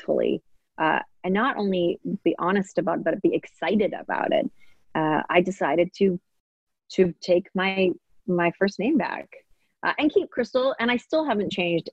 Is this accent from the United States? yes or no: no; Maple Ridge, British Columbia, Canada; also born or lived in Hong Kong; I grew up in Maple Ridge and in Canada